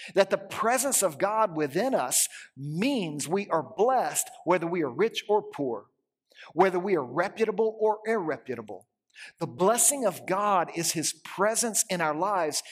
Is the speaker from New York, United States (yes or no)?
no; Louisiana, United States; moved away; I grew up in Louisiana